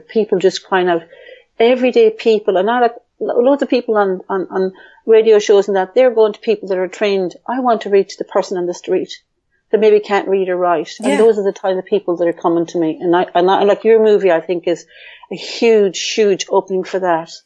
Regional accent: Ireland; But I grew up in a male dominant family where in Ireland, the girl was kind of the second class one

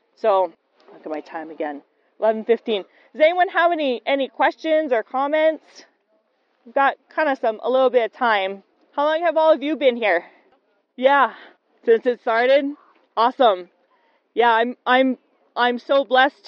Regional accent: Aiea, Hawaii, United States; I'm from Oahu. I'm from Aiea

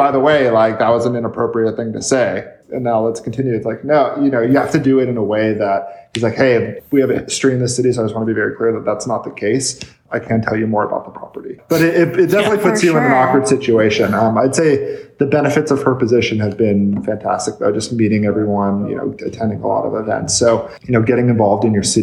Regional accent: Palm Springs, California, United States; I'm born and raised in Palm Springs, third generation. My family's been here for 50 years.

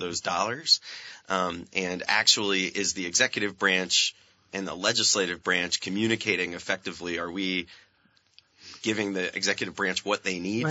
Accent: Franklin County, Vermont, United States; also born or lived in California; I grew up in Franklin County

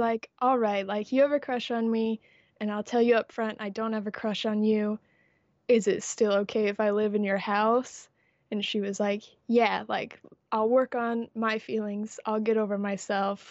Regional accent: United States; I am American

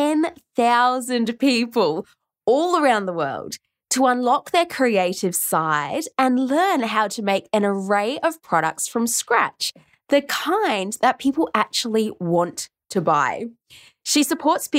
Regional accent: Oxford, South East England, United Kingdom; moved away; Did you know I grew up in Oxford? I grew up in England.

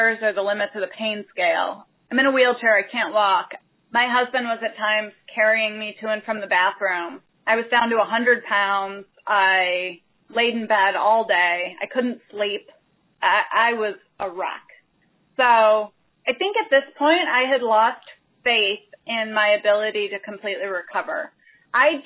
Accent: Chicago, Illinois, United States; moved away as an adult; also born or lived in Albuquerque; now in Chicago, United States; we were moving back to Chicago, my hometown

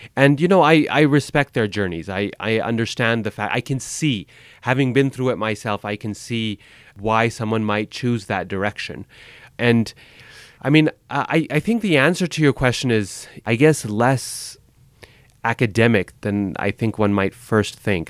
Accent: Boise, Idaho, United States; moved away; also born or lived in Chicago; I grew up in Boise, Idaho in the eighties

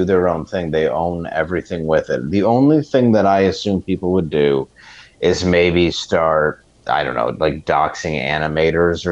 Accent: Detroit, Michigan, United States; my hometown of Detroit

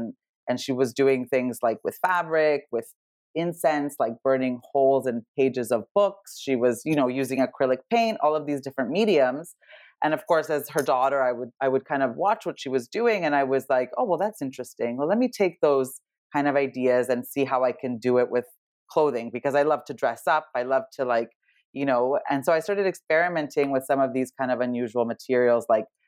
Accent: Serbia; I was born in Serbia. Well, actually, former Yugoslavia, which was the communist country back then

